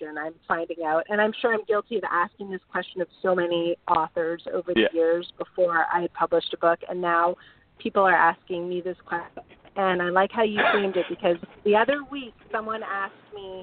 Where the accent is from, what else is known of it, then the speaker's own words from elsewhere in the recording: Bay Area, California, United States; moved away; my street corners in the Bay Area